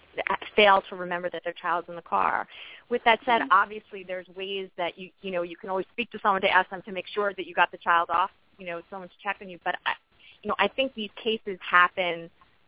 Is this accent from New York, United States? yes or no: yes; New York, United States; I'm actually from New York